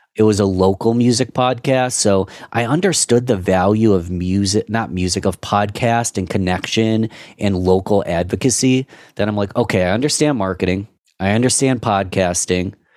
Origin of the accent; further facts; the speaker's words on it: Rochester, United States; my hometown city